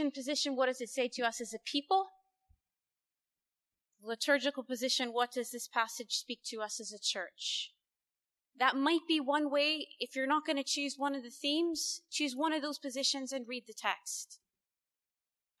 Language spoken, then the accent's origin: English; United States; as an American